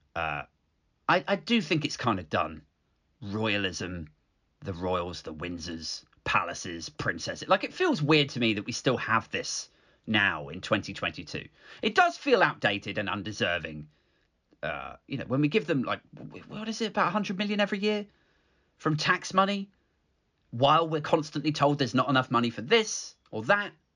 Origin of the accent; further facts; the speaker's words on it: United Kingdom; I like being British, fine. I'm relatively proud of our country